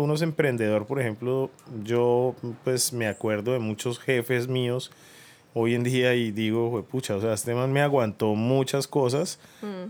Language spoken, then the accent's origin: Spanish; Bucaramanga, Santander, Colombia; moved away as an adult; yo me fui de Bucaramanga cuando tenía 18 años y volví a los 35, 36 más o menos